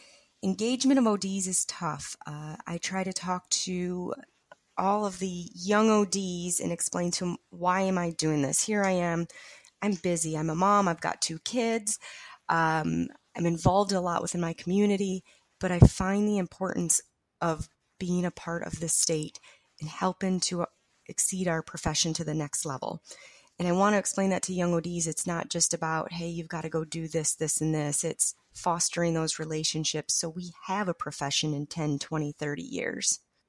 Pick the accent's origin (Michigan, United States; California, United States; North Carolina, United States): North Carolina, United States; I'm from North Carolina.